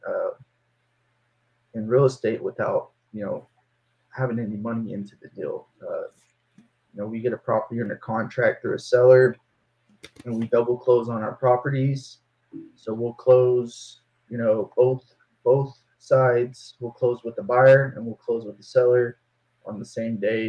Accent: Denton, Texas, United States; now in Fort Worth, United States; I'm from Denton, Texas, originally. I live in Fort Worth now, Cowtown, they call it

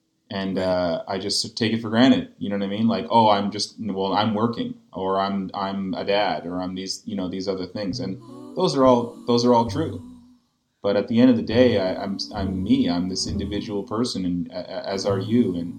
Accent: Canada; In fact, I'm quite proud to be Canadian.

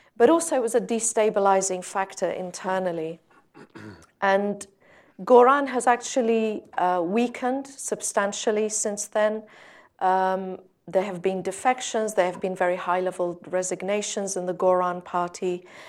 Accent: Sinjar, Nineveh, Iraq; I'm from Sinjar

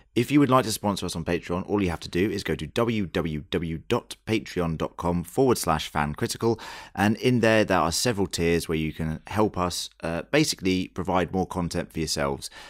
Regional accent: United Kingdom; I'm not Australian, I'm very British

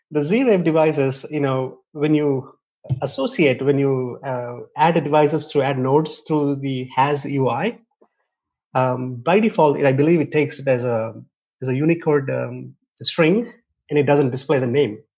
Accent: India; I, um, I, I came from India, so I got access to two different languages.

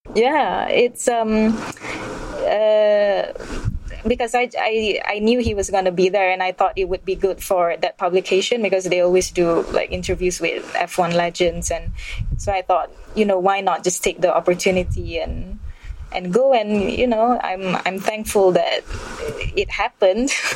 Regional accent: Malaysia; also born or lived in Kuala Lumpur; I'm, I'm Malaysian and I, I live in Kuala Lumpur

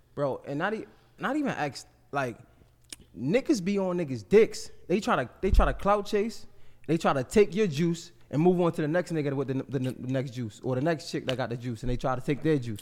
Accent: Baltimore, Maryland, United States; I'm from West Baltimore

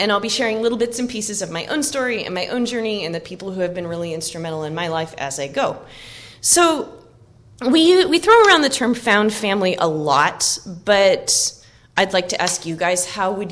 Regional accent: Oak Harbor, Washington, United States; my hometown, which is Oak Harbor on Whidbey Island, Washington

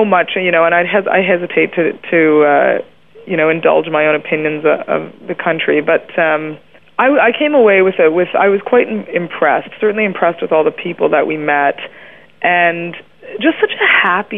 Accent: Canada; I'm Canadian

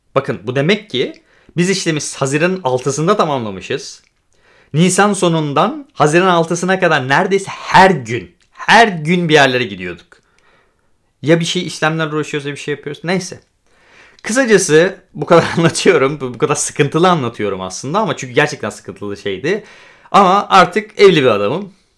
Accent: Turkey; moved away as an adult; now in Poland; Türkiye'de doğdum, Türkiye'de büyüdüm ama ben hem Türk hem Gürcü vatandaşıyım

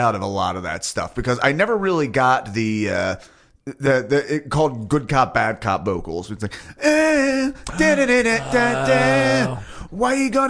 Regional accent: Belmar, New Jersey, United States; Well, Belmar is my hometown.

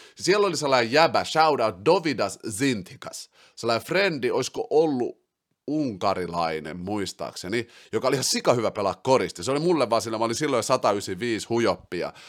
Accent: Finland; also born or lived in Brussels, Belgium / Helsinki; Sitten mä muutin takas Suomeen sieltä Brysselistä, mä olin siellä vuoden

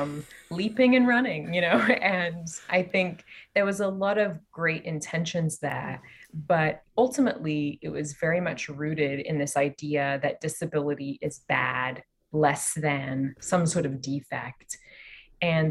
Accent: Australia; also born or lived in London / Canada; now in California, United States; I am from Australia. I've lived in London and Canada and here in California

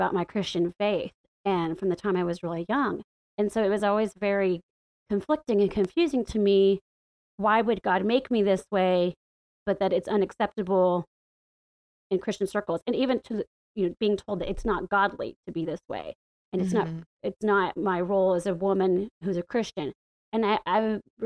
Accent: the Bible Belt, the South, United States; moved away as an adult; now in Washington, D.C., United States; growing up in the Bible Belt and the buckle of the Bible Belt.

